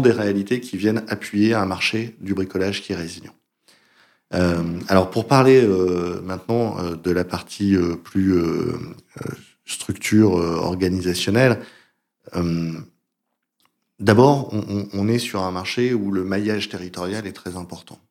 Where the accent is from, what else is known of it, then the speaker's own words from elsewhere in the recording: France; moved away as an adult; also born or lived in United States; je suis français